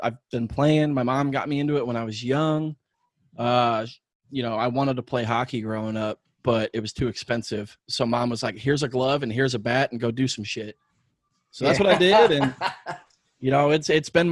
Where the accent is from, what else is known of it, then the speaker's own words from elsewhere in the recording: St. Louis, Missouri, United States; All three of us are actually, we're from St. Louis